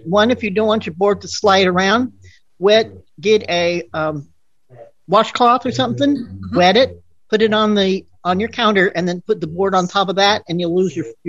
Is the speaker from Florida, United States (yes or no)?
no; San Diego, California, United States; I'm from San Diego, California.